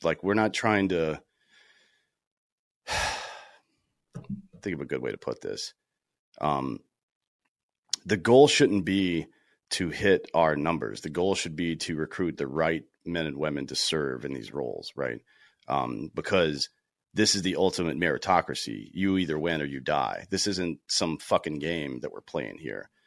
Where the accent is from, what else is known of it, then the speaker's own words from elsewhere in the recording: South Carolina, United States; I grew up in South Carolina, played baseball, uh, in high school